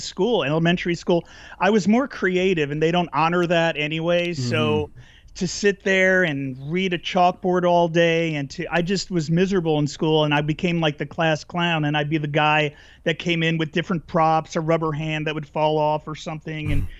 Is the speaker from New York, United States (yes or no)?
no; New Jersey, United States; now in California, United States; I grew up in New Jersey